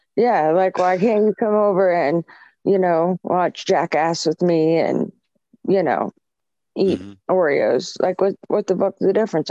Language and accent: English; Michigan, United States; now in Ohio, United States; I was born in Michigan, so I still have family there